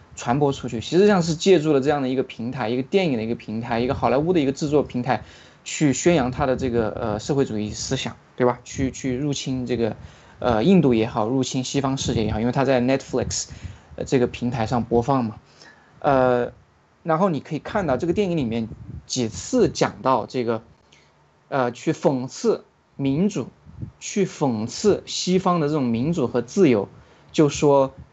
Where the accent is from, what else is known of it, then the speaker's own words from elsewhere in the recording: China; 像我们中国人一出去